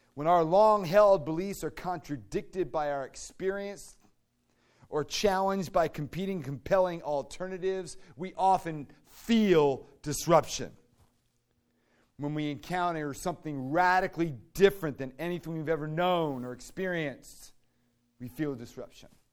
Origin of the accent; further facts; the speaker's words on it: Fairfax, Virginia, United States; moved away; I grew up in Fairfax, Virginia, with this beautiful half-acre, acre lots